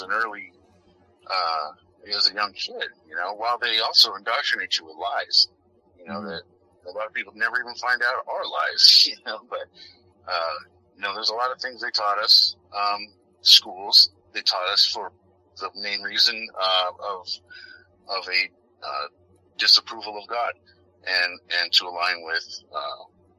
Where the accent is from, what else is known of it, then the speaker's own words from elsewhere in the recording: United States; I'm an American